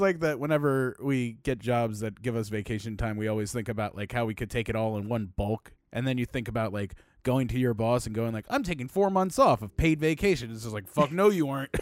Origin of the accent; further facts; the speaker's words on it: Baltimore, Maryland, United States; moved away as an adult; now in Los Angeles, United States; I was born in Baltimore in eighty-four